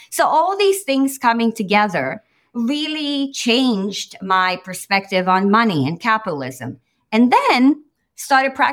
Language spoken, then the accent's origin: English; Romania; moved away; I came from Romania. I came from Romania where it was a communist country. Ceausescu was in power, and we sort of escaped.